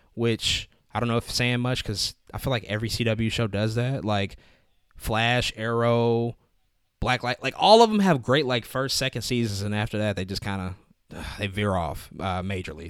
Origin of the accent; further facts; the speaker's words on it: St. Louis, Missouri, United States; I'm from Saint Louis